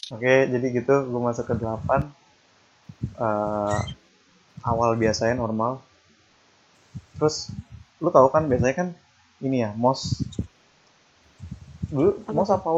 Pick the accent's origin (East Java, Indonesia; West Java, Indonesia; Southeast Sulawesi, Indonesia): West Java, Indonesia; Depok; gue itu orang Depok